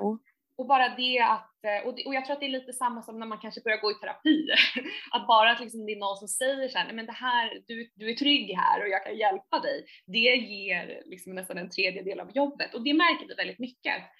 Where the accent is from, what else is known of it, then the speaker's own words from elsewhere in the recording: Saltsjöbaden, Stockholm County, Sweden; also born or lived in New York; jag är uppvuxen i Saltsjöbo, en, eh, en förort till, till Stockholm